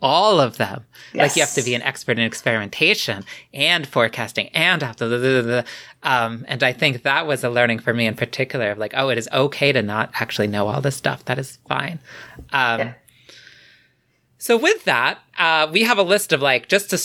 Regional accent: United States; an American Yankee

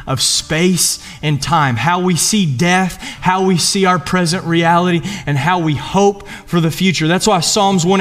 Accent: Eastern Kentucky, United States; moved away; I'm from Eastern Kentucky

